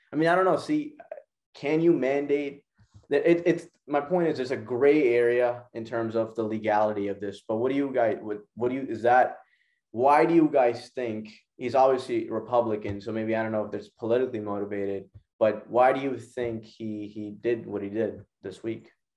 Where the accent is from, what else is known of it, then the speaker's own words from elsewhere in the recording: Pakistan; my home country of Pakistan